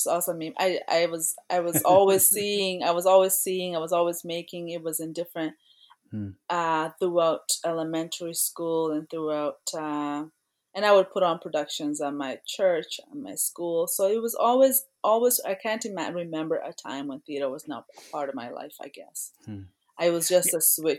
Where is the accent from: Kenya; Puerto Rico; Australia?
Kenya; also born or lived in Toronto, Canada; now in Canada; In elementary school, I was born in Kenya, and we would have poetry, like school competitions